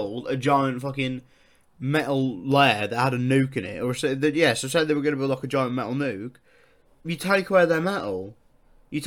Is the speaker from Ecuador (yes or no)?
no; United Kingdom; I'm British